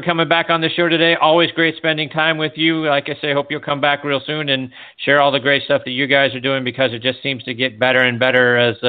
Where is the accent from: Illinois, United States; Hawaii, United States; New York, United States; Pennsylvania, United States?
Pennsylvania, United States; Pittsburgh; U.S. Open here in front of us in Oakmont, right outside of my hometown in Pittsburgh.